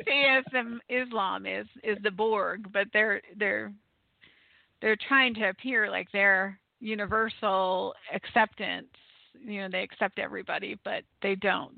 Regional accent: United States

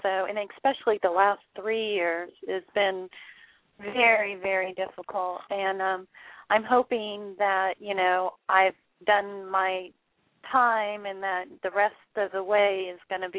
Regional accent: Orlando, Florida, United States; I'm from Orlando

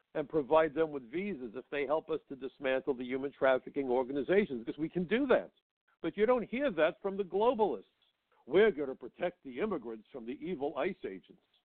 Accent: New York City, New York, United States; New York City, my hometown

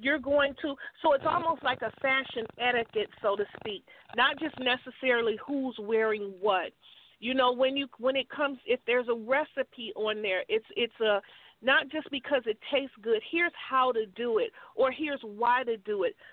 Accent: Chicago, Illinois, United States; I grew up in Chicago

